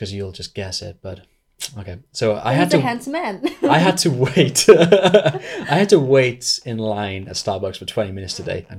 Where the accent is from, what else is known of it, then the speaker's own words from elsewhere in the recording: Wales, United Kingdom; we have two languages in Wales, Welsh and English.